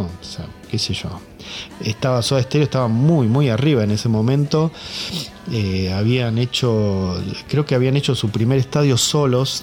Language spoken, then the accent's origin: Spanish; Buenos Aires Province, Argentina; Somos de Zona Sur, todos, más o menos Turdera, Lavallol, Banfield, Adroé